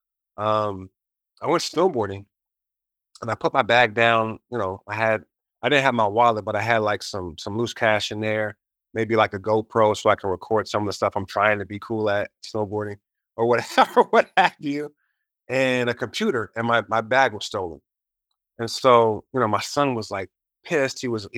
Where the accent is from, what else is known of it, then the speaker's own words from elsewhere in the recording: United States; Especially as an American, we have the most COVID cases right now.